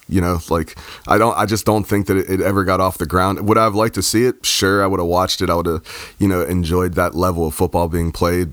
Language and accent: English; United States; even as an American